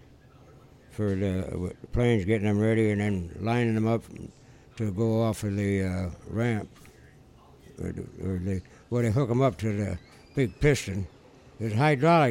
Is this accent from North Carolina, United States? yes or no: no; Hammond, Indiana, United States; I've been in this area all my life.